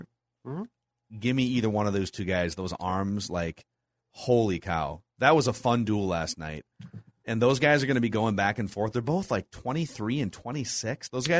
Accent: Utah, United States; moved away as an adult; now in Denver, United States; I live in Denver. Been here almost 20 years, but born and raised in Utah.

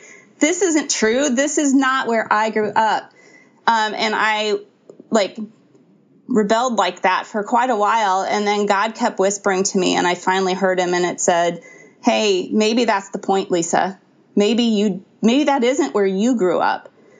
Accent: Ferguson, Missouri, United States; I grew up in Ferguson, Missouri.

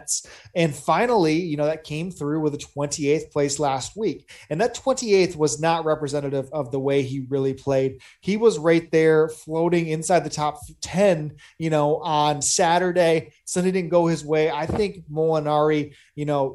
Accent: Sarasota, Florida, United States; here in Sarasota, my hometown

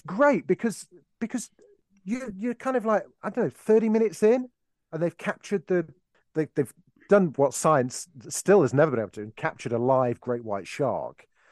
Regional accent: Derby, East Midlands, United Kingdom; born or raised there

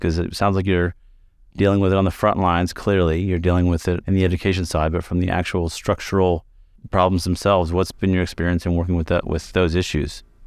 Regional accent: Kentucky, United States; moved away as an adult; also born or lived in Chicago; I trained in the south side of Chicago, which is very different from where I grew up in Kentucky.

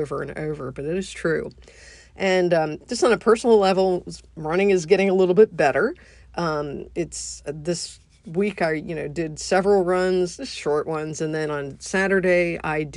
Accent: United States; being an American

